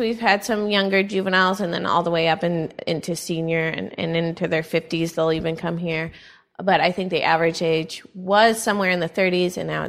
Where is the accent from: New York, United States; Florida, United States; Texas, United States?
Texas, United States; Austin; also born or lived in Madison, Wisconsin; I'm actually from Austin, Texas